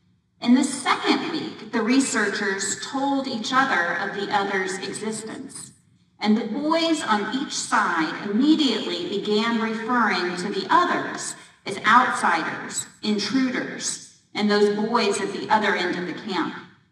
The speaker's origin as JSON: {"language": "English", "town": "Austin", "region": "Texas", "country": "United States", "tie": "born or raised there", "moved": "yes", "lives_now": "Washington, D.C., United States", "said": "Growing up in Austin, that's the only professional sports team we have to root for."}